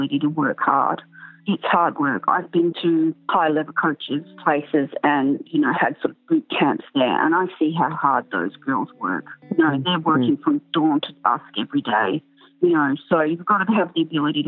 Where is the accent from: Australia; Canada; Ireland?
Australia; Canberra, Australian Capital Territory; I grew up in Canberra and we all had high school friends had horses.